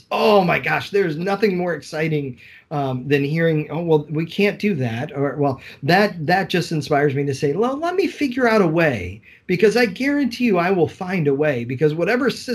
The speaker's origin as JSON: {"language": "English", "town": "Collinsville", "region": "Illinois", "country": "United States", "tie": "born or raised there", "said": "I grew up in Collinsville High School. I attended Summit Elementary"}